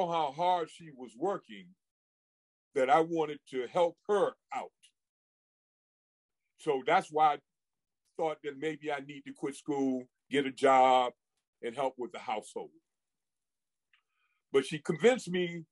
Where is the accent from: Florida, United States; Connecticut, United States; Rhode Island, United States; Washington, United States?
Connecticut, United States; Hartford; I grew up in Bellevue Square in the north end of Hartford, raised by a single parent